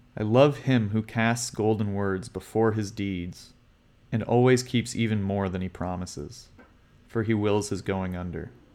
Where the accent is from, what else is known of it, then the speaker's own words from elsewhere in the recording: Canada; growing up in Canada, my dad every morning would make my brother and I wake up at six thirty to go play hockey